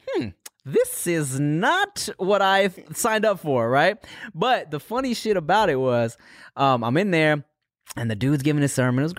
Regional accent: Pasadena, California, United States; also born or lived in Louisiana; I grew up in Pasadena, California.

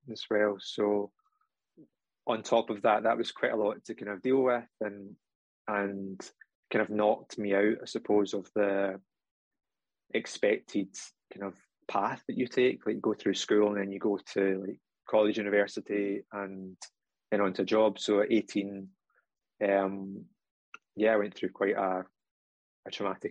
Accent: Scotland, United Kingdom; in case you can't tell from the accent, I am from Scotland

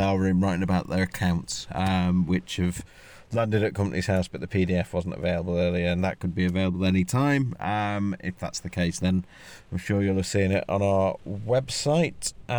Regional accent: North West England, United Kingdom; I'm from the Northwest, right? So pastry is my cultural heritage, and frankly, I find it a little bit irritating that the Cornish are muscling in trying to pretend like they invented pastry. I'm from the land of pies, right? Well, I'm not from Wigan, but close enough.

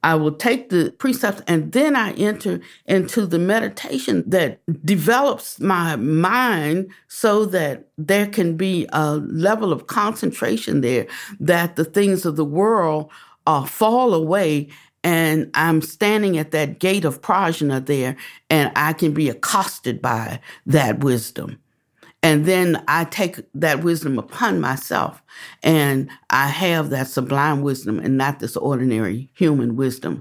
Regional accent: Washington, District of Columbia, United States; moved away; also born or lived in the South; I was born in Washington, D C

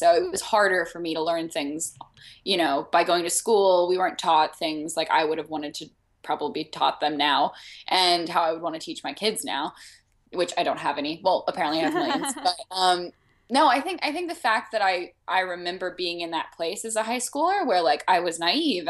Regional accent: Arkansas, United States; yeah, I was born in the South.

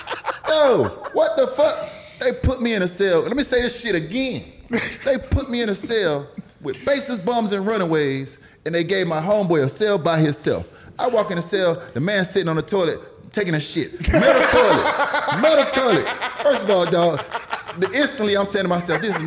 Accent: Miami, Florida, United States; also born or lived in Broward County, Florida; I'm from Miami, but I live the fuck up in Broward

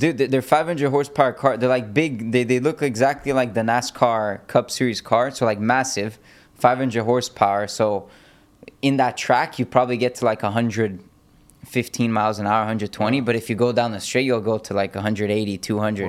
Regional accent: Miami, Florida, United States; I was born in Miami and raised there.

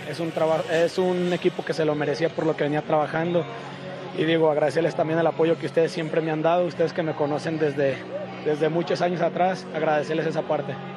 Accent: Mexico; soy mexicano

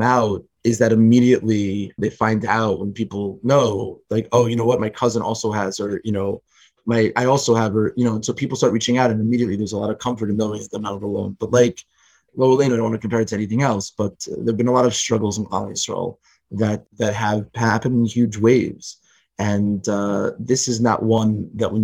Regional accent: Richmond, Virginia, United States; I grew up in Richmond, Virginia, and it's a pretty conservative place politically

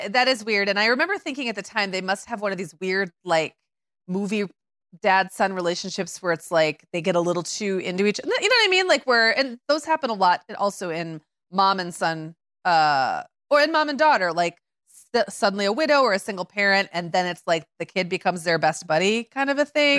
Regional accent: Midwest, United States; as a Midwesterner

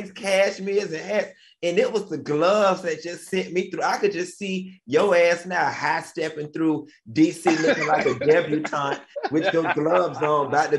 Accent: Miami, Florida, United States; moved away as an adult; also born or lived in Tallahassee / Atlanta; I'm from Miami. I just don't have that cold thing in my DNA, despite the fact that I did 4 years of college in Tallahassee and I did a decade in Atlanta. That bug still never got on me. I am a Miami, Florida boy to my heart.

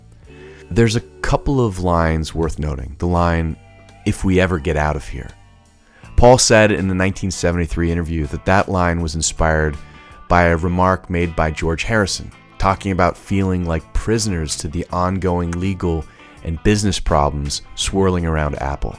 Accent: Lagos, Nigeria; I was born in Lagos, Nigeria

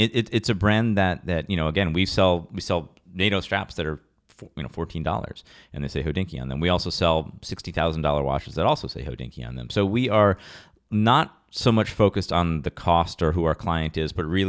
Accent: Rochester, New York, United States; I'm from Rochester, New York, very kind of humble upbringings.

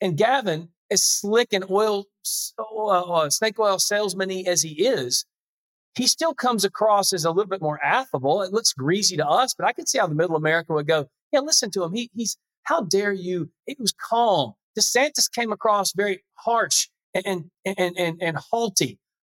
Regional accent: South Carolina, United States; I'm from South Carolina

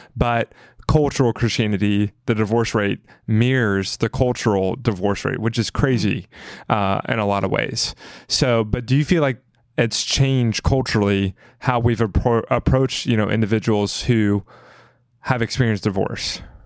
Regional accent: the South, United States; I grew up in the South

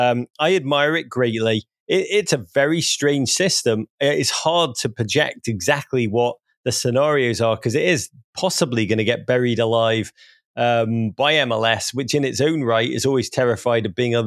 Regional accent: Wrexham, Wales, United Kingdom; born there; I was born near Wrexham. I mean, this is a hard part of Britain.

